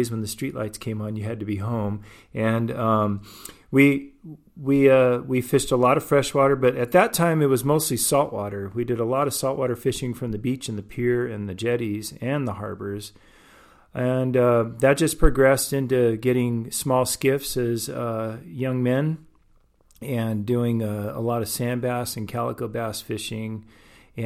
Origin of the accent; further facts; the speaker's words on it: Port Hueneme, California, United States; I grew up in Port Hueneme, Oxnard area.